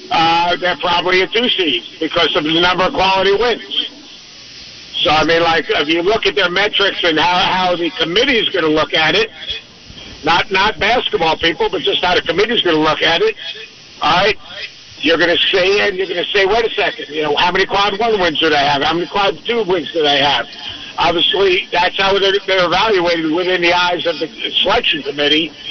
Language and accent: English; New York, United States; I'm, I'm a New Yorker.